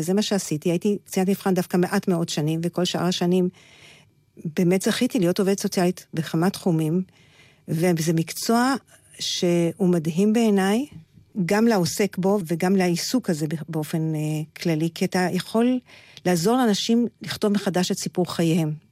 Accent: Petah Tikva, Central District, Israel; now in Beit El; אני באה מפתח תקווה

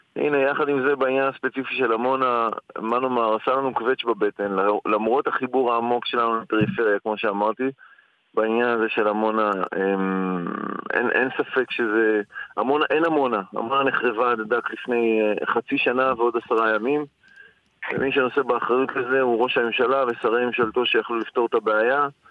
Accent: Netanya, Central District, Israel; moved away; also born or lived in Amona; אני לא נולדתי בעמונה, נולדתי וגדלתי בנתניה

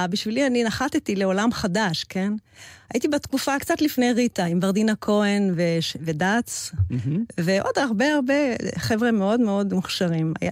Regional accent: Vienna, Austria; also born or lived in Paris; נולדתי בווינה לאבא אוסטרי, לאימא ישראלית ממוצא תימני, וגדלתי בין פריז לווינה, והעברית היא בזכות אמי, כן? שדיברה איתנו עברית, שלושת הבנות.

